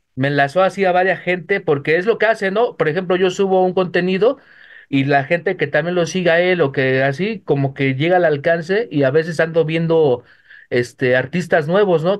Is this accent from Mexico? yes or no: yes; Mexico City, Mexico; De la Ciudad de México.